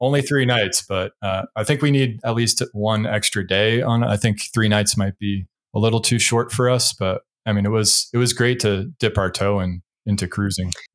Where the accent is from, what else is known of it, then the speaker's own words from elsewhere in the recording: New England, United States; moved away; I'm from New England originally